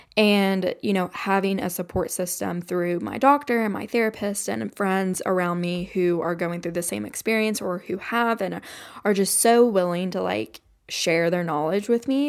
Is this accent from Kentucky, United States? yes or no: yes; Kentucky, United States; I grew up in Kentucky, which is very, like, Appalachian